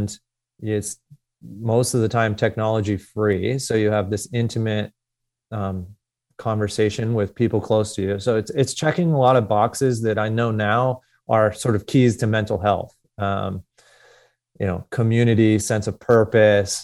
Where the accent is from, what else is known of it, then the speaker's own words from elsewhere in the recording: Philadelphia, Pennsylvania, United States; I grew up in Northeast Philadelphia as a competitive athlete